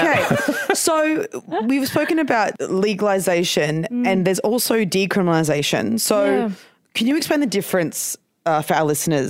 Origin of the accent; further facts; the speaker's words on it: Queensland, Australia; I grew up in I'm from Queensland.